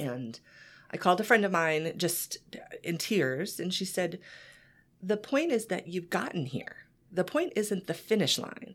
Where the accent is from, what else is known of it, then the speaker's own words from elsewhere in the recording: Kansas, United States; moved away; I grew up in Kansas